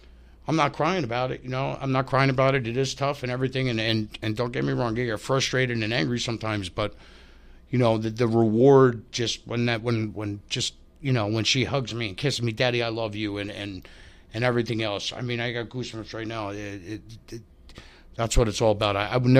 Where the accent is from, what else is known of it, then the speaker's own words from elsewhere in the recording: Tucson, Arizona, United States; born there; Yeah, I'm adopted. Yeah, I was born in Tucson, Arizona.